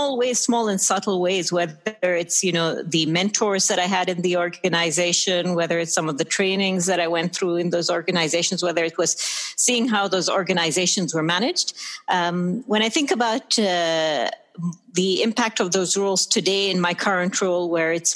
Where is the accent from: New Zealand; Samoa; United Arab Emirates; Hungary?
United Arab Emirates; Sharjah; also born or lived in Dubai / United Kingdom / United States; I'm Emirati. I was born and brought up here in the UAE